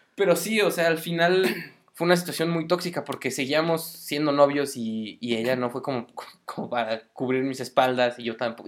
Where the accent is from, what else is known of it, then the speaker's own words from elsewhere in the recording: Mexico City, Mexico; moved away as an adult; now in Morelia, Mexico; Soy de Ciudad de México, del defectuoso